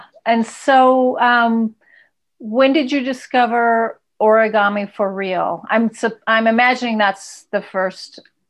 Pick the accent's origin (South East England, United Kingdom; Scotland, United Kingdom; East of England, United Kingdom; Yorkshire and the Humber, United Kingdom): Yorkshire and the Humber, United Kingdom; born or raised there